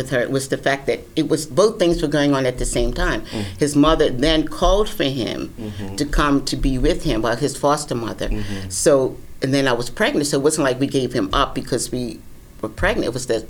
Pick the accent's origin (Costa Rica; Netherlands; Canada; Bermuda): Bermuda; moved away; also born or lived in New York; I'm from Bermuda, but I was born in New York.